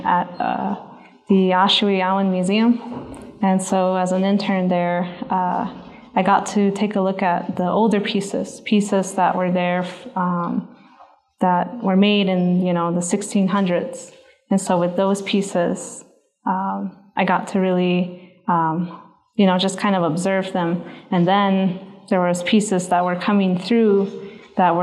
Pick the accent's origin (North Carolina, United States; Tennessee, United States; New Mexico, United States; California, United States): New Mexico, United States; Zuni Pueblo; I'm from the Pueblo of Zuni